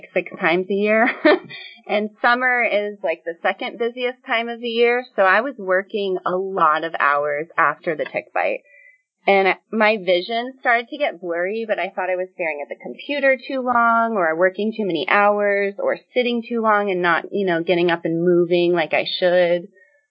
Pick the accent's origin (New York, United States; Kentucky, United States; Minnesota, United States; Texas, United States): New York, United States; I grew up born and raised in New York 20 years